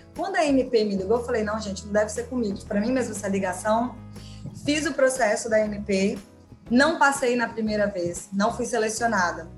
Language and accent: Portuguese; Colatina, Espírito Santo, Brazil; moved away as an adult; also born or lived in São Paulo; sou do interior do, do, do estado do Espírito Santo, de Colatina